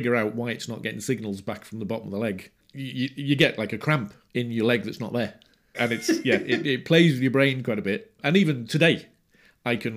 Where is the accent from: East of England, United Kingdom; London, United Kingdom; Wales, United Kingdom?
Wales, United Kingdom; Rhyl; I was born in Rhyl, in North Wales.